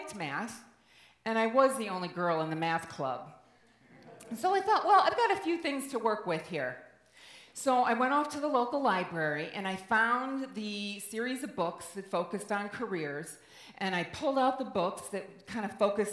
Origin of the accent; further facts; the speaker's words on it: Midwest, United States; I grew up in the Midwest in the 70s